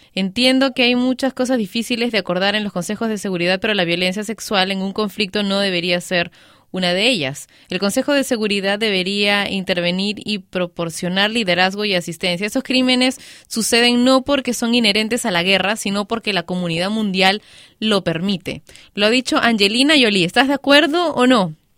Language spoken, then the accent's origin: Spanish; Peru; mi país, Perú